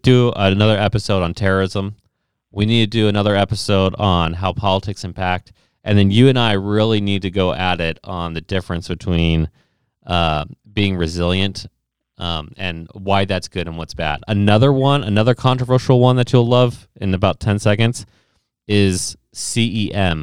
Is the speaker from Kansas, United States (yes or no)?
no; Ohio, United States; I'm from Ohio